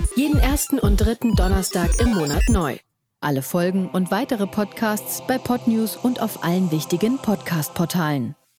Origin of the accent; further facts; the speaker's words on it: Berlin, Germany; als Berliner